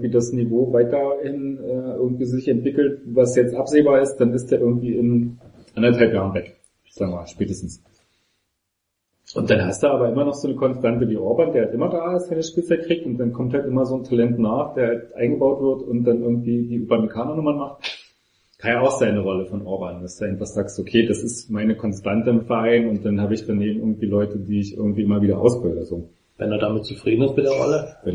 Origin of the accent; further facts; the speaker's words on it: Austria; Als Österreicher fand ich nicht so lustig, aber.